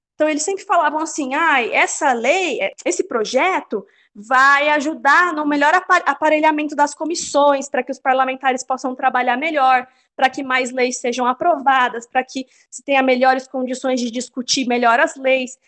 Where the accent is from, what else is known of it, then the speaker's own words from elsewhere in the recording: Louveira, São Paulo, Brazil; now in Campinas, Brazil; os meus pais se mudaram de Campinas há uns 15 anos, numa cidadezinha pequenininha no interior de São Paulo, não tem nem rodoviária, chama Louveira